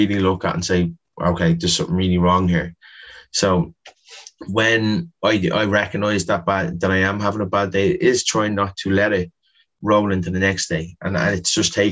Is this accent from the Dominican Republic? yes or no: no; Dublin, Leinster, Ireland; Whereas growing up in Ballymun, we had probably one man who took 10 teams and he was training so many people